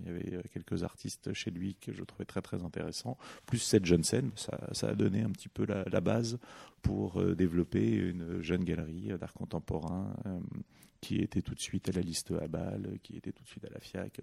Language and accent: French; Paris, Île-de-France, France; j'ai grandi euh, d'abord en périphérie de Paris. Euh, et puis j'ai eu la chance, euh, j'ai eu la chance de grandir à partir de l'âge de 10 ans, euh, non loin du musée Zetkin, dans le, centre de Paris